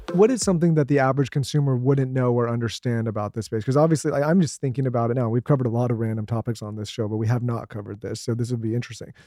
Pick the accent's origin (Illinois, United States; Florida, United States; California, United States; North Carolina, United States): California, United States; moved away; I grew up in California